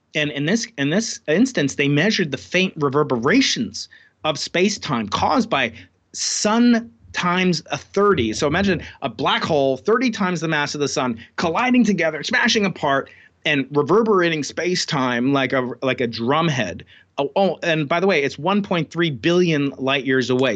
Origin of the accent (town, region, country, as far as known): Long Island, New York, United States; born or raised there